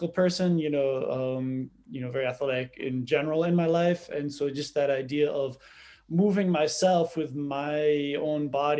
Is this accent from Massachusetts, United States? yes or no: yes; Cape Cod, Massachusetts, United States; I grew up on Cape Cod